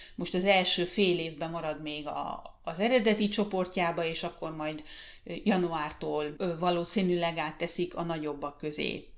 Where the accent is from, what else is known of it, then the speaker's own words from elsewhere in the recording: Hungary; moved away as an adult; now in Finland; nem tudtunk hazamenni Magyarországra